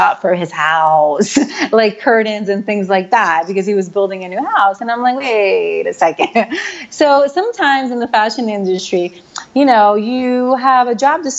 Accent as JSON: {"language": "English", "region": "New York", "country": "United States", "said": "back home, because I am from New York."}